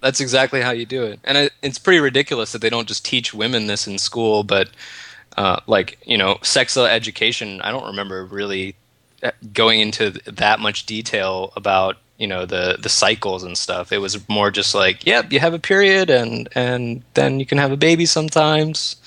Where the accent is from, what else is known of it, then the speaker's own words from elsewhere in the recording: United States; moved away as an adult; also born or lived in Washington State; now in Canada; I live in America. I'm American